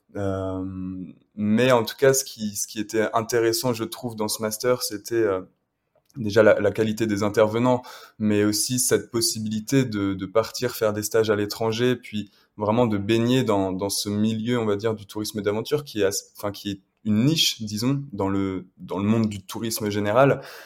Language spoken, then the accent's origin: French; Le Mans, Pays de la Loire, France; je suis originaire du Mans à l'origine, j'ai grandi là-bas